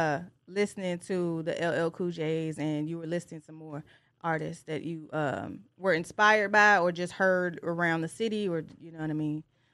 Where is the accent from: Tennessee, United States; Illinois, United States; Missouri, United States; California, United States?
Tennessee, United States; Tennessee area, United States; also born or lived in Detroit, Michigan; I was raised in the Tennessee area, but I'm from Detroit.